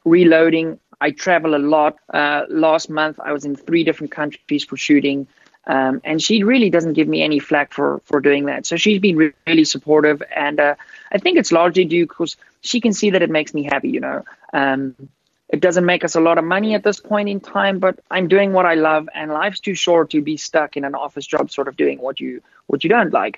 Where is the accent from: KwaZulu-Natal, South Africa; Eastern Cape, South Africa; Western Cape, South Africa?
Western Cape, South Africa; Wellington; I grew up on a farm outside of uh, Cape Town in an area called Wellington, and I actually grew up on a wine farm.